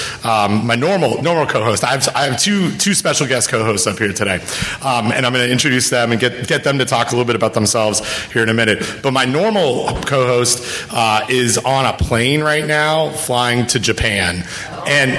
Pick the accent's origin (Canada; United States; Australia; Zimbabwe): Canada; I'm from Canada